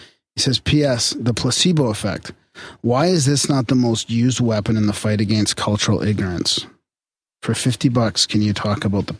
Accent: North Carolina, United States; I'm from North Carolina, and for some reason we met early and stayed together for our entire college time.

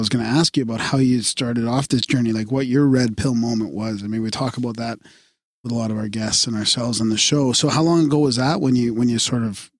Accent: Montreal, Quebec, Canada; I was born in Montreal in 1970, so it's a good thing as a non-Catholic fucking kid.

